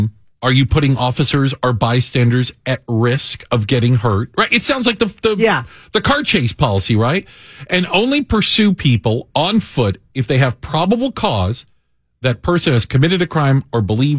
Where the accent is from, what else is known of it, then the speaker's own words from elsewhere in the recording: Washington, District of Columbia, United States; also born or lived in Tucson, Arizona; now in Chicago, United States; I grew up in Washington, D.C.